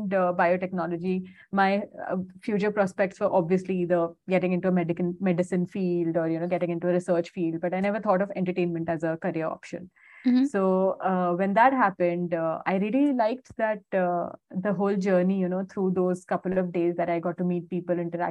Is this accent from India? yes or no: yes; Indore, Madhya Pradesh, India; moved away; I'm born and brought up in Indore in Madhya Pradesh.